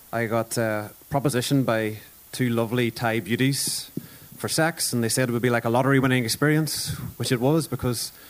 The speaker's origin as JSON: {"language": "English", "country": "Ireland", "said": "I'm Irish, but refuse to adhere to the stereotype."}